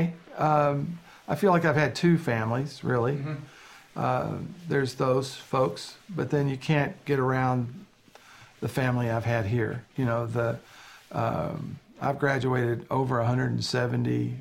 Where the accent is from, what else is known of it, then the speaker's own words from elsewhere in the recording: Brandenburg, Kentucky, United States; moved away; my hometown. It's like Brandenburg, Kentucky.